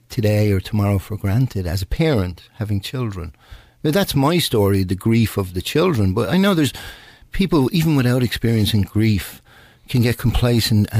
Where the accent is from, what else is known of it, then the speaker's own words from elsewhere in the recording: Ireland; I'm Irish